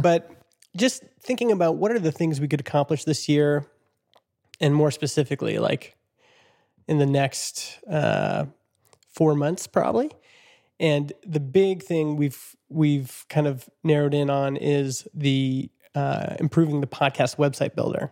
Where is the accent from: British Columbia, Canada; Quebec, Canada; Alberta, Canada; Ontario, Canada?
British Columbia, Canada; Vernon; my hometown of Vernon